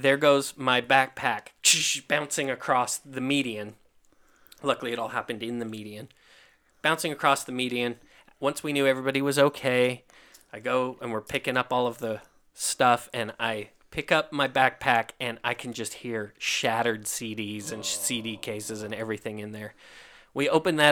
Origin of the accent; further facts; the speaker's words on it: Kentucky, United States; moved away; also born or lived in Idaho; I'm from Kentucky. I grew up in Kentucky